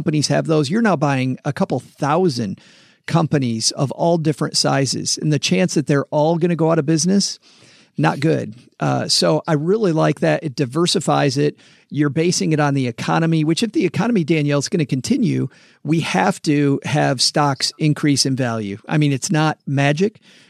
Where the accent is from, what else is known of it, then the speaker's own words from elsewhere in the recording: Michigan, United States; moved away as an adult; also born or lived in Texas; It's funny, ever since I moved back from Texas to Michigan in January, we've been hitting all these places. I lived here for my whole life until a decade ago when we spent 10 years in Texas.